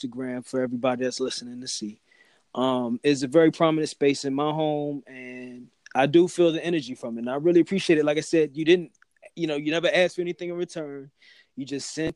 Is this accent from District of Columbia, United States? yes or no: yes; Washington, District of Columbia, United States; I grew up in the 90s in D.C., you know, murder rates and all that good stuff and the crack era.